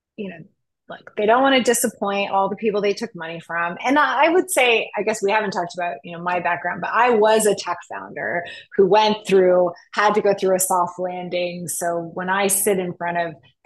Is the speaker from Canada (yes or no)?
yes; Montreal, Quebec, Canada; now in Vancouver, Canada; I'm from Montreal. I'm Canadian, which is how now I live in Vancouver because Montreal is too cold.